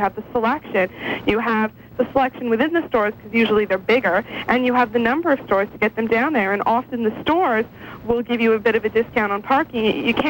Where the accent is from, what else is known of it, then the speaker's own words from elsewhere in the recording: Ottawa, Ontario, Canada; I'm from Ottawa